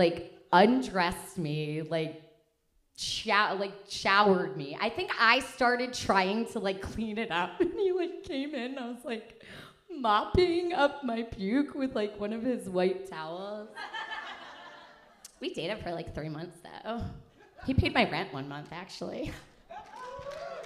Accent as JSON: {"language": "English", "town": "Philadelphia", "region": "Pennsylvania", "country": "United States", "also_born_or_lived": "Chicago", "moved": "yes", "said": "we're from Philly"}